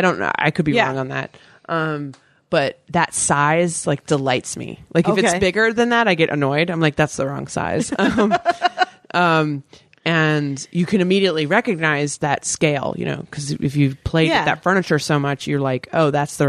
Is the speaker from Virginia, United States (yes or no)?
yes; Virginia, United States; born or raised there